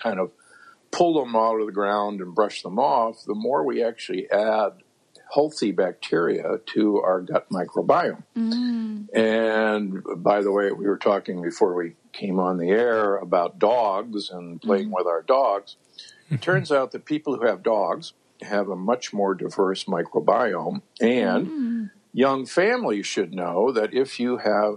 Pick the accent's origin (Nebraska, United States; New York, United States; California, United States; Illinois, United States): Nebraska, United States; Omaha; moved away; also born or lived in Loma Linda; I grew up in Omaha, Nebraska.